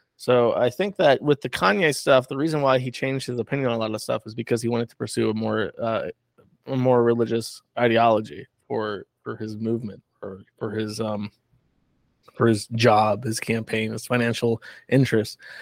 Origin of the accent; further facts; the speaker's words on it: Florida, United States; moved away; I'm from Florida